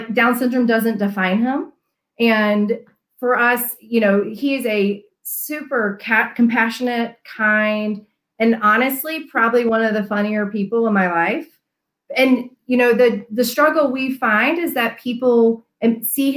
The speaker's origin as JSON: {"language": "English", "town": "Memphis", "region": "Tennessee", "country": "United States", "tie": "born or raised there", "also_born_or_lived": "North Carolina", "moved": "as an adult", "lives_now": "Colorado, United States", "said": "I am a Southern gal myself. I was born and raised in Memphis, Tennessee"}